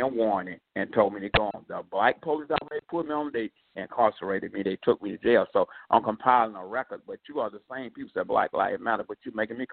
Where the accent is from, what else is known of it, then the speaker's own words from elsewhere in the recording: the South, United States; now in New York, United States; I was raised in the South